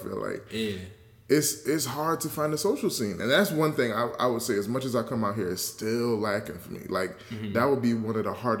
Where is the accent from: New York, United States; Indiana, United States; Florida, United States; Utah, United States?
New York, United States; moved away as an adult; now in Los Angeles, United States; born and raised in New York, and I've lived there all my life except college